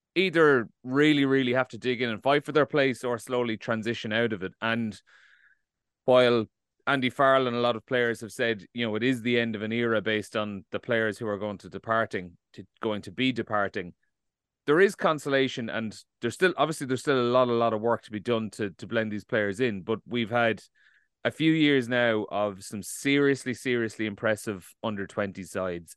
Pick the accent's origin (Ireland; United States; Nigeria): Ireland; we're, we're obviously, we're all Irish